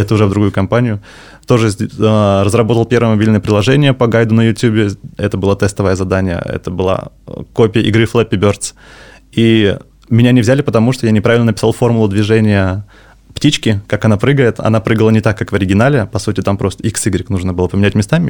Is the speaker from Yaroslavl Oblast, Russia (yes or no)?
yes; Yaroslavl, Yaroslavl Oblast, Russia; moved away as an adult; also born or lived in Moscow; now in Saint Petersburg, Russia; Сам я из Ярославля, потом учился, работал в Москве, и вот недавно перебрался в Питер